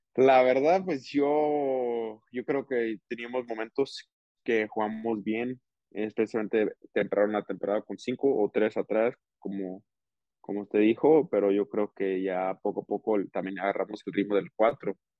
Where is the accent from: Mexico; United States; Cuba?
United States; Portland, Oregon; moved away as an adult; now in Salt Lake City, United States; Portland pues nací ahí